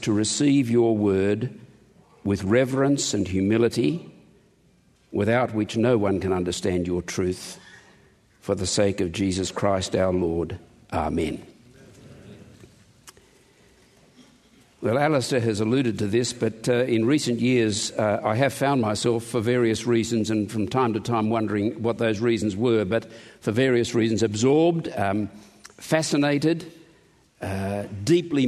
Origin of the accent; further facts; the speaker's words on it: Australia; I'm an Australian